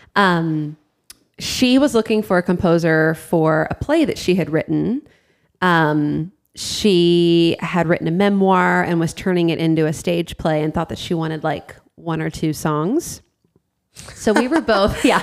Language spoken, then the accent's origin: English; Ohio, United States; also born or lived in South Florida; we moved from South Florida to uh, Ohio when I was in fifth grade